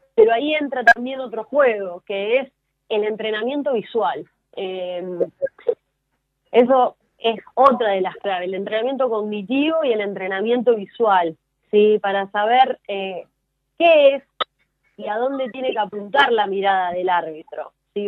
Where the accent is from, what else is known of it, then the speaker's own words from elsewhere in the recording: Argentina; a mí como argentina